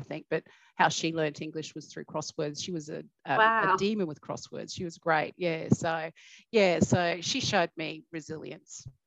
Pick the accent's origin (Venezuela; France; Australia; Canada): Australia; Cherbourg, Queensland; I grew up in Cherbourg